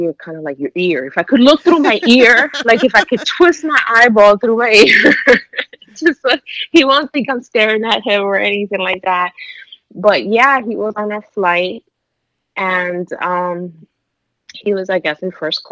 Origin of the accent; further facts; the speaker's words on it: New York, United States; I'm from New York